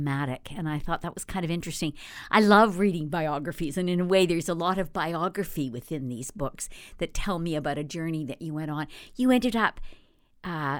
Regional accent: Canada; I'm a Canadian

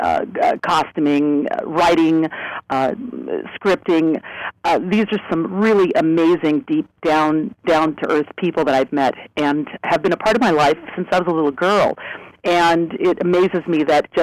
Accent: Northern California, United States; moved away; also born or lived in Sacramento / New York; when I was growing up in Northern California, before I'd left for Broadway

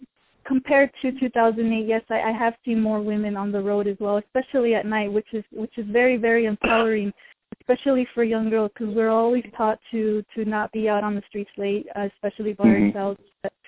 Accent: South Gate, California, United States; also born or lived in Maywood, California; now in Long Beach, United States; I actually live in Long Beach now, but I grew up in Southgate and Maywood.

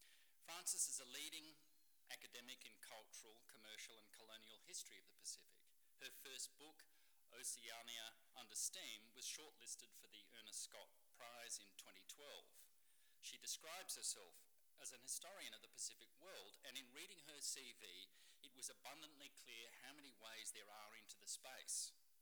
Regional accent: South Australia, Australia; moved away; I'm from South Australia originally, so we dance there.

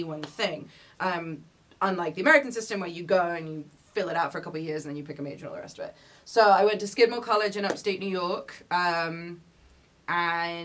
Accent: London, United Kingdom; moved away as an adult; also born or lived in Santa Fe, New Mexico; now in United States; I was born and raised in London, England, in North London

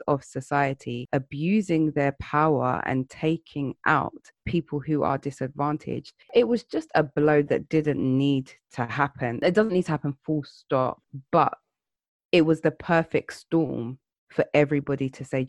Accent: London, United Kingdom; As a Londoner, as a British person

